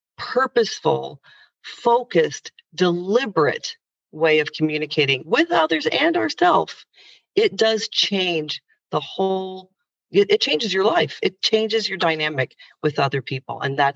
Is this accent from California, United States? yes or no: no; Indiana, United States; But growing up in Indiana, as a young girl who actually wanted to, at the time in the early 80s when I was growing up